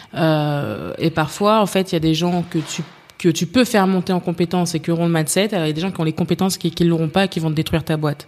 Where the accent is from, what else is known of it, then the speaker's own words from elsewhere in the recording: Paris, Île-de-France, France; j'ai grandi à Paris, dans le 15e arrondissement